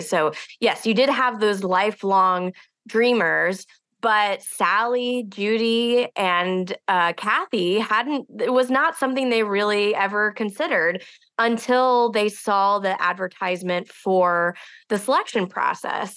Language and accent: English; Houston, Texas, United States; I grew up outside of Houston in a community that was very close to the space program